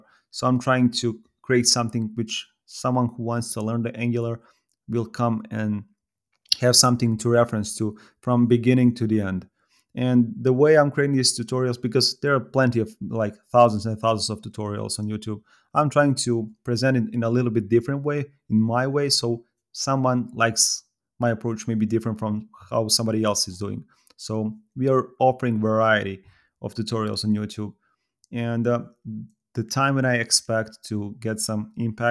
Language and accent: English; Serbia; I'm from Serbia